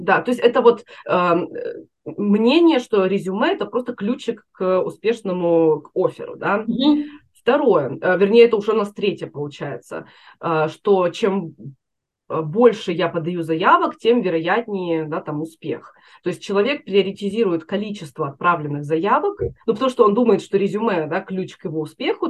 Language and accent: Russian; Chelyabinsk, Chelyabinsk Oblast, Russia; moved away as an adult; now in United States; Я из Челябинска